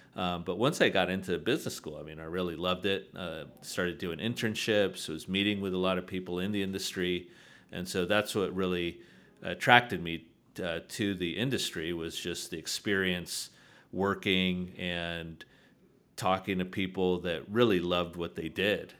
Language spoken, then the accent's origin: English; San Diego, California, United States; I'm originally from San Diego, California